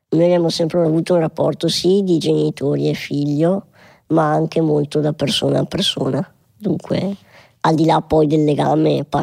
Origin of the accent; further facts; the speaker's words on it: Schio, Veneto, Italy; born there; Io sono nato a Schio, comunque paese in provincia di Vicenza, profondo Veneto